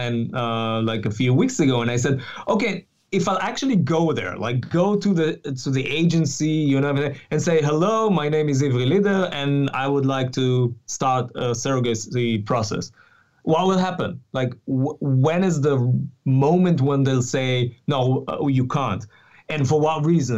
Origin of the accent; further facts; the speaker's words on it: Israel; I'm from Israel